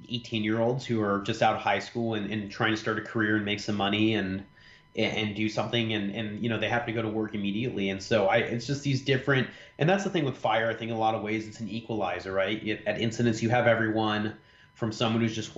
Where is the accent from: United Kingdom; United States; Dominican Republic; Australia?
United States; Orange County, California; growing up in Orange County